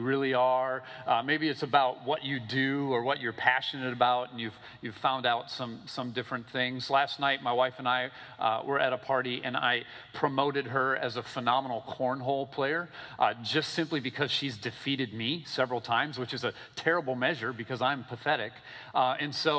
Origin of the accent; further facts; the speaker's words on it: Minnesota, United States; also born or lived in Michigan; now in Florida, United States; I'm from Minnesota